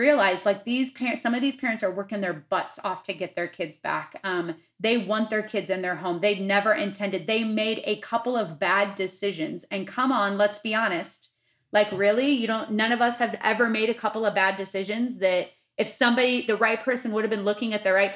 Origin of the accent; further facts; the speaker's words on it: Midwest, United States; me being the white girl that I was growing up in the Midwest, in my nice little suburban town